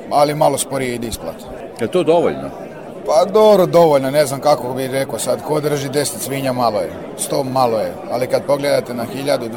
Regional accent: Serbia; ja sam odrastao tu, treća generacija sam što se bavi sa tim

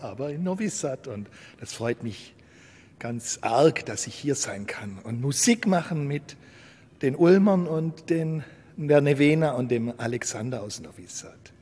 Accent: Ulm, Baden-Württemberg, Germany; Ich komme aus Ulm an der Donau

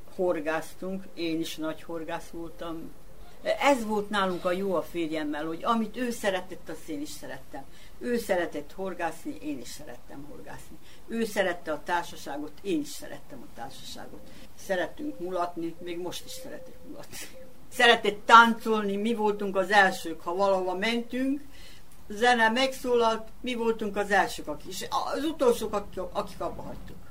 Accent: Sombor, Vojvodina, Serbia; also born or lived in Budapest; itt születtem

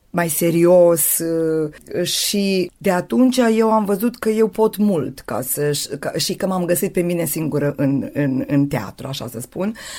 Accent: Torak, Vojvodina, Serbia; moved away as an adult; now in Idvor, Serbia; între satul meu și între mine

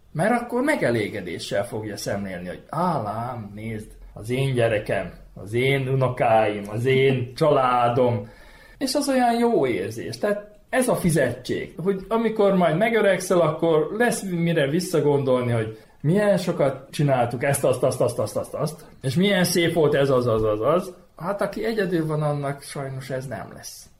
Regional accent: Vojvodina, Serbia; Szülőföldem az ugye van, mert itt születtem ebbe a vajdaságba, és ennek örülök

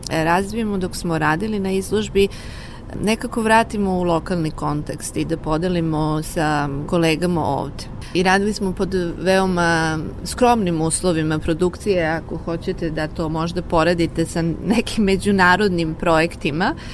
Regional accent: Serbia; moved away as an adult; also born or lived in China; ja sam otišla iz Srbije 2000. godine

